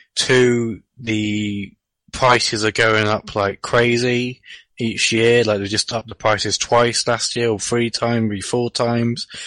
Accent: England, United Kingdom; I'm from a different country

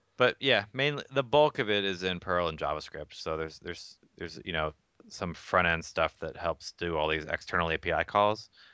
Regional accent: Atlanta, Georgia, United States; moved away as an adult; also born or lived in Philippines / Boston, Massachusetts; I grew up in Atlanta

